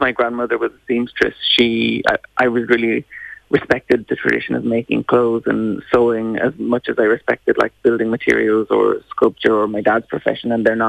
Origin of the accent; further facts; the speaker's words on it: Ulster, Ireland; because we're from Art Cavan and the countryside, so I'm very sort of into sustainability